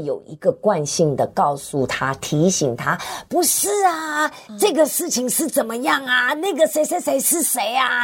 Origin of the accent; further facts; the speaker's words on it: Tianjin, China; 我是天津